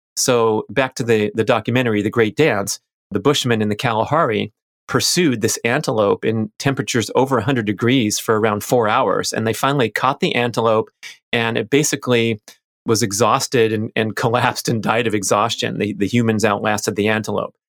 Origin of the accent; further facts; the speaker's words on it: Los Angeles, California, United States; I was a little kid growing up in Los Angeles